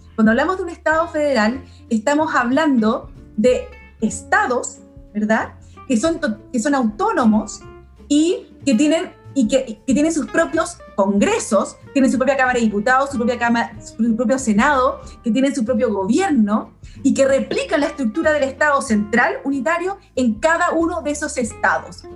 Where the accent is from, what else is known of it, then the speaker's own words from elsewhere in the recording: Santiago, Santiago Metropolitan Region, Chile; also born or lived in Paraguay / Germany / Ñuñoa; cuando llegué a Chile, yo nací en Paraguay, eh, aunque soy hija de padres chilenos. Eh, cuando llegué a Chile a los 5 años viví en Providencia